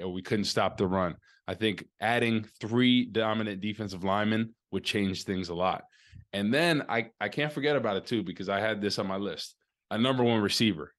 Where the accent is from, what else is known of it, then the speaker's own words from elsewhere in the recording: Rutherford, New Jersey, United States; now in St. Louis, United States; my hometown in Rutherford, New Jersey